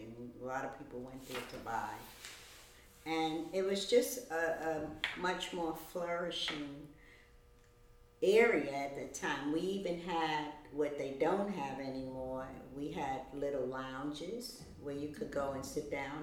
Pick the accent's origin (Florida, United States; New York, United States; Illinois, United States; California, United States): New York, United States; New York City; now in Brooklyn, United States; I was born in Harlem